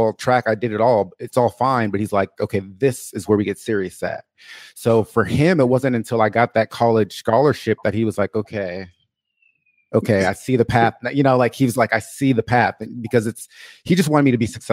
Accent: Portland, Oregon, United States; I was born and raised in Portland, Oregon

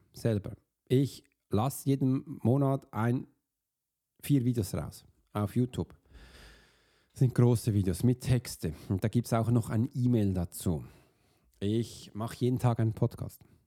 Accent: Switzerland; wir als Schweizer

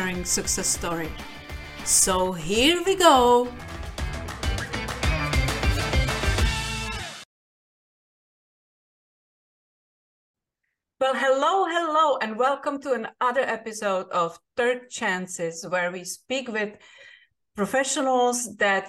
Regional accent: Czechia; moved away as an adult; now in Florida, United States; I'm Czech originally, and I lived in America for 20 years, last 10 years in Florida

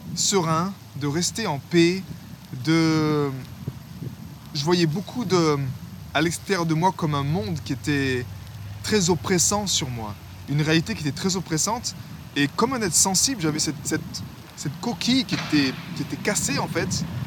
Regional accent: France; en tant que français

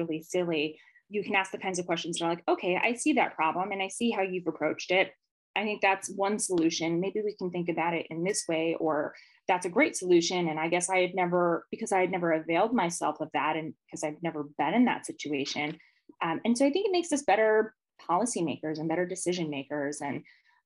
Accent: Las Vegas, Nevada, United States; I grew up here in Vegas.

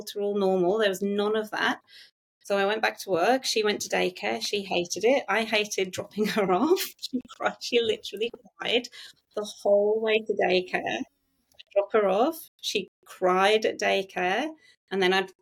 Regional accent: England, United Kingdom; moved away as an adult; now in Gosford, Australia; Me and my husband, we met at university, so we're both English

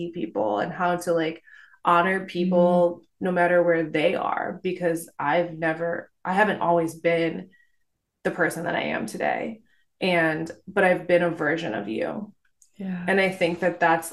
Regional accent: Detroit, Michigan, United States; also born or lived in Tahoe; now in Vermont, United States; I grew up in Detroit

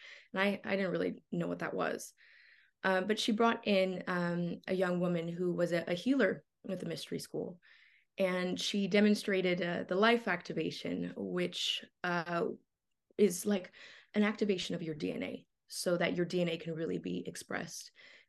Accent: Los Angeles, California, United States; born there; So, you know, I was born in Los Angeles, like very normal, very like ordinary circumstances.

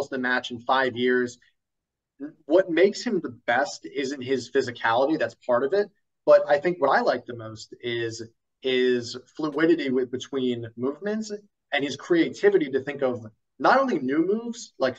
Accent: Ireland; as an Irishman

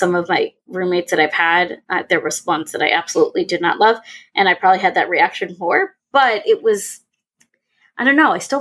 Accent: New York, United States; moved away; also born or lived in Indiana; I'm from New York. We went to school in Indiana.

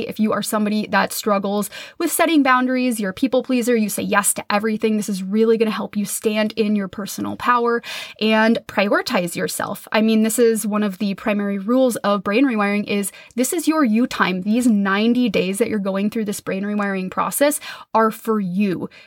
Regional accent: Minnesota, United States; I grew up in Minnesota in the Midwest

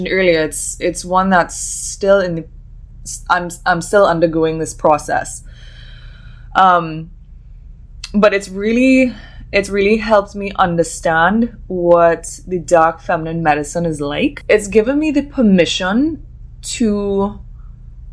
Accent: Trinidad & Tobago; I'm from Trinidad and Tobago.

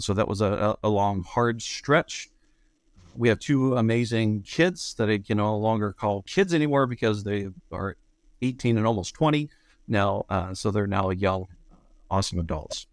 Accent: Beaver Falls, Pennsylvania, United States; moved away as an adult; also born or lived in Chicago / Indiana; now in Michigan, United States; I grew up outside of Western Pennsylvania, small town called Beaver Falls

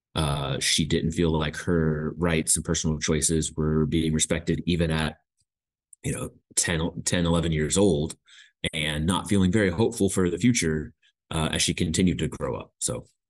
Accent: Indianapolis, Indiana, United States; moved away as an adult; now in Hamilton, New Zealand; we are from Indiana, Indianapolis specifically.

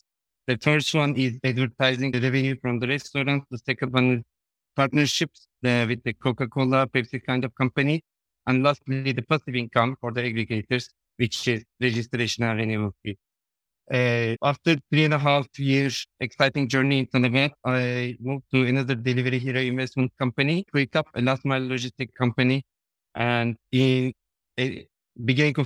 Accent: Turkey; moved away as an adult; now in Dubai, United Arab Emirates; I'm from Turkey

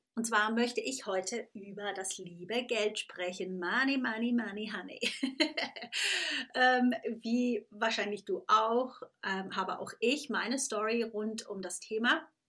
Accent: Thurgau, Switzerland; now in England; aufgewachsen bin ich in der Schweiz, äh, ganz klassisch auf dem Lande mit den Kuhglocken um mich rum, nicht in den Bergen, sondern am Bodensee.

